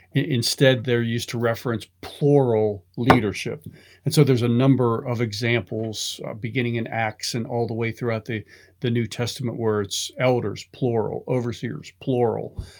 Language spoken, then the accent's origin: English; Pittsburgh, Pennsylvania, United States; growing up in Pittsburgh, my, my grandfather was a carpenter in a steel mill